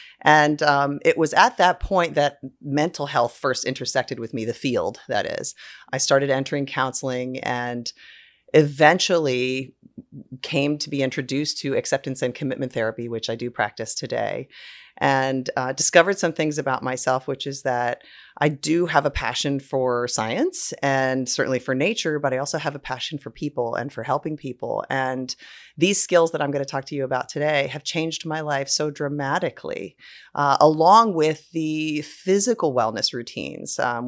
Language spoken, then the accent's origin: English; Delaware, United States; I grew up on the Delaware coast and had a boat with my family on the Chesapeake Bay and just grew up with a love of nature and the water.